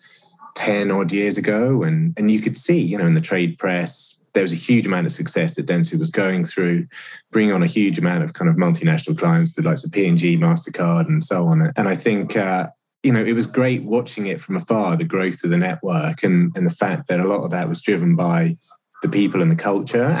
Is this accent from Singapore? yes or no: no; United Kingdom; moved away as an adult; now in United States; as a Brit in the US